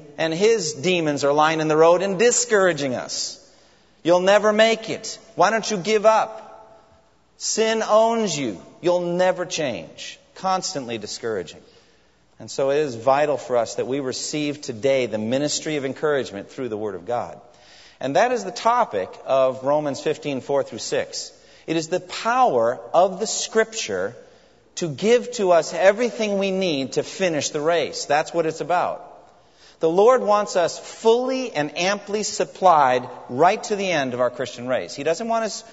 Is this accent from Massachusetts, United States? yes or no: yes; Framingham, Massachusetts, United States; my hometown of Framingham, Massachusetts